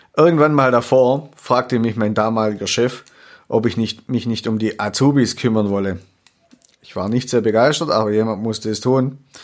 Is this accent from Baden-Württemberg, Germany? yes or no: yes; Swabia, Baden-Württemberg, Germany; accent: Swabian; also born or lived in Würzburg; ich habe leider einen schwäbischen Akzent